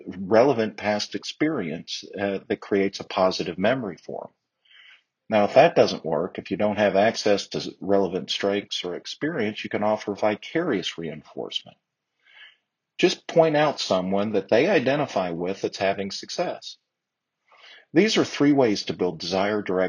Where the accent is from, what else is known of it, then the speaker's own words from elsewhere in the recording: Texas, United States; I'm a Texan